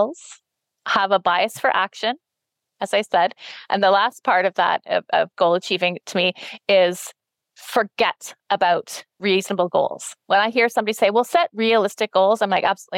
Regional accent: Canada; we're from Canada.

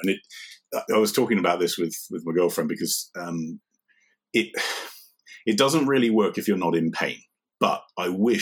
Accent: United Kingdom; moved away as an adult; also born or lived in Ireland / United States / Shanghai; I grew up on the South Coast, where I live now.

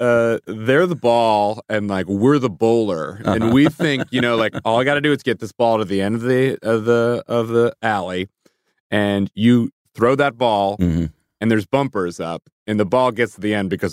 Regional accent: England, United Kingdom; born there; Singapore, back to England, where I was born.

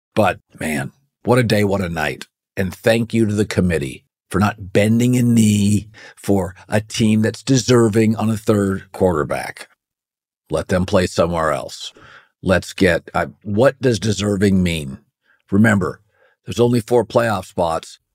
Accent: Pacific Northwest, United States; I grew up in the Pacific Northwest, been a Husky fan forever

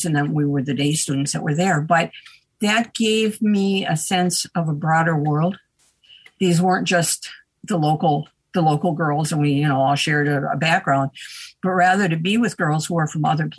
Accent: Little Falls, Minnesota, United States; I'm a Minnesota girl. Share my hometown with Charles Lindbergh

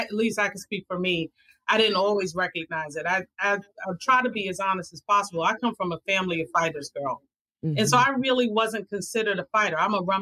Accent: Brooklyn, New York, United States; I am a girl from Brooklyn.

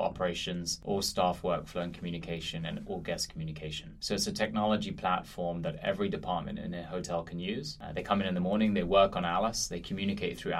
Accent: London, United Kingdom; moved away as an adult; also born or lived in Philadelphia; now in New York, United States; I grew up in this amazing city that is London

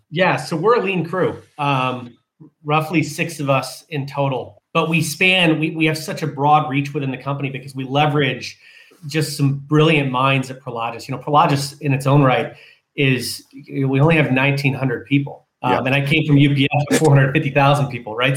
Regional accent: Jackson, Michigan, United States; moved away as an adult; also born or lived in San Diego, California; growing up in Michigan.

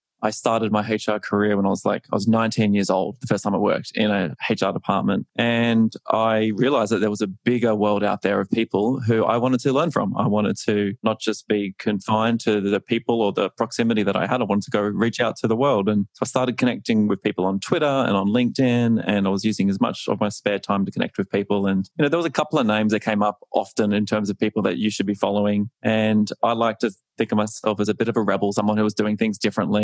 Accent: Australia; accent: Australian; moved away as an adult; now in United States; This is an Australian accent

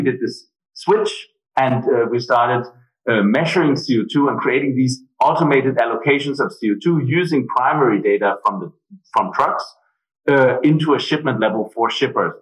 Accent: Denmark; moved away as an adult; also born or lived in Germany; now in Berlin, Germany; I'm originally from Denmark. I moved to Germany right after my studies

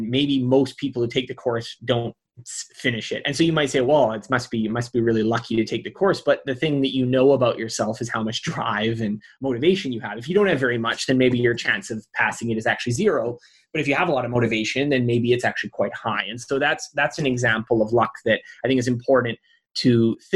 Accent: Canada; I was born in Canada

